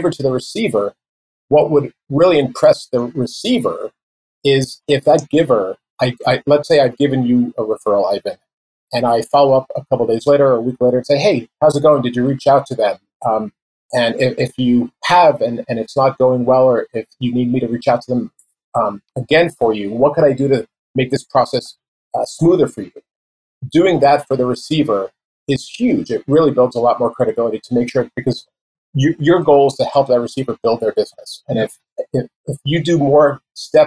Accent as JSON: {"language": "English", "region": "New York", "country": "United States", "said": "I'm from New York"}